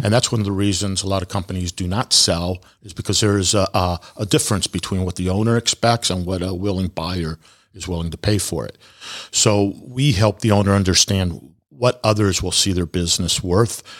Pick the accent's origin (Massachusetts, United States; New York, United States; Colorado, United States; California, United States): California, United States; moved away; I grew up in California